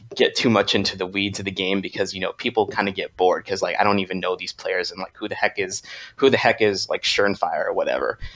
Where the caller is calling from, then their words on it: Hampton Roads, Virginia, United States; calling from, uh, Hampton Roads, Virginia.